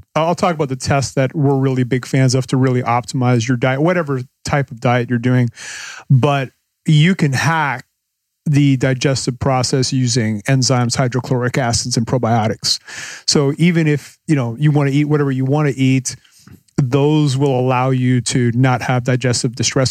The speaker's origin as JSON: {"language": "English", "country": "Canada", "moved": "as an adult", "lives_now": "Panama", "said": "I'm, I'm from Canada"}